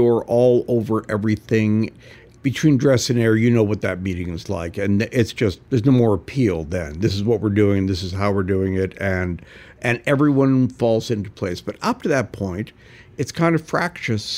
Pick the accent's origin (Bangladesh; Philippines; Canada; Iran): Canada; also born or lived in California / New York; now in Los Angeles, United States; growing up in Canada